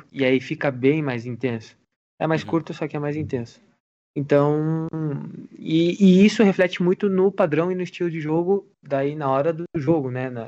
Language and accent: Portuguese; Curitiba, Paraná, Brazil; mas eu nasci aqui é, em Curitiba, é, nasci no Brasil é, e fui criado como um argentino, né?